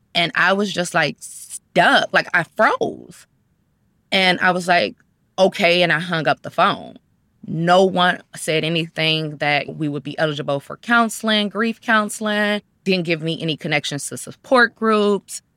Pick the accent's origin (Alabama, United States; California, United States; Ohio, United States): Ohio, United States; Cleveland; I was born and raised in Cleveland, Ohio.